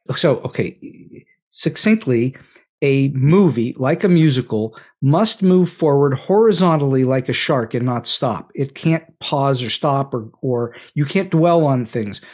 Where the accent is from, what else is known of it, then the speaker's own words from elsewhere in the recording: Pittsburgh, Pennsylvania, United States; moved away as an adult; Point Park University in Pittsburgh, which is where I grew up. This is my hometown